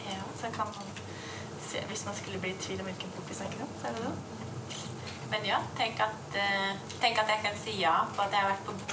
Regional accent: Grimstad, Agder, Norway; Og så var jeg i Grimstad, der jeg er fra, da.

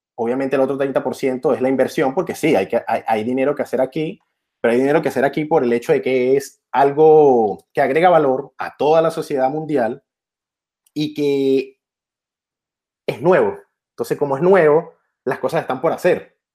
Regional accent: Venezuela; soy de Venezuela

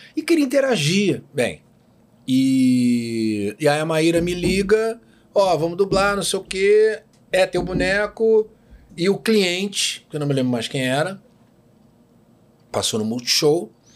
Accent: Rio de Janeiro, Brazil; Eu morei a vida inteira em Botafogo

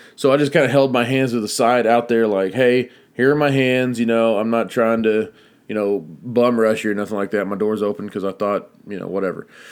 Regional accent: Texas, United States; I'm Texan

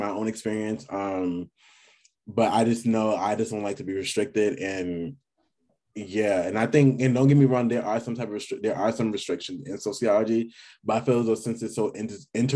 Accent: New York City, New York, United States; I'm from New York City, by the way, and we are very cocky people

